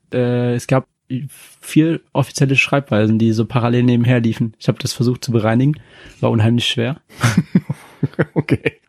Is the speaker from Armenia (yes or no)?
no; Yemen; also born or lived in Japan; now in Germany; aus dem Jemen. Also, ich bin dort geboren worden.